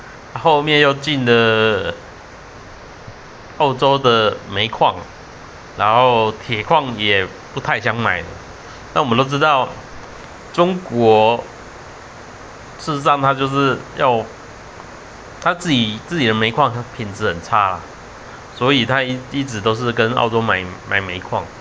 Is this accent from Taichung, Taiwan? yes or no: yes; Taichung, Taiwan; 我认为该发的电就发，就比如深澳电厂真的不行，该做就做啦。我们台台中啊，我们自己的空气